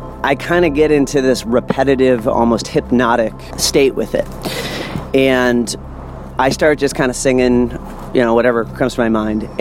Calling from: New Orleans, Louisiana, United States; I'm calling from New Orleans, Louisiana

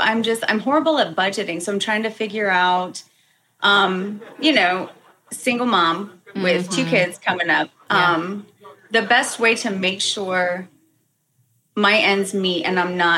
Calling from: Hampton, Virginia, United States; Hampton, Virginia.

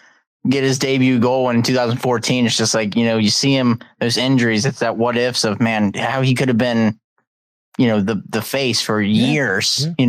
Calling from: Maryland, United States; Maryland, Western Maryland.

